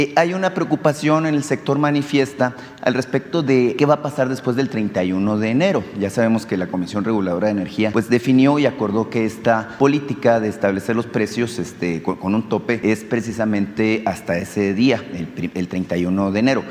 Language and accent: Spanish; Nacozari de García, Sonora, Mexico; hablando de un tema particularmente de mi tierra